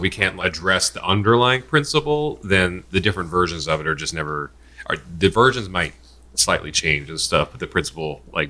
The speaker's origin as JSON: {"language": "English", "country": "United States", "said": "I'm Asian American."}